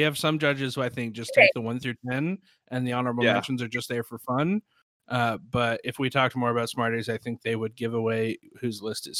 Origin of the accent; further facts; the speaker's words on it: Sherman, Texas, United States; I'm from Sherman, Texas. I live in a small town.